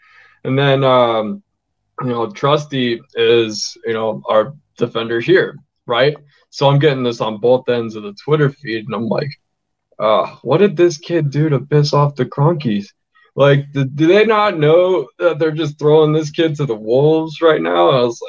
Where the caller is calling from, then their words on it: Denver, Colorado, United States; Denver. Thank you.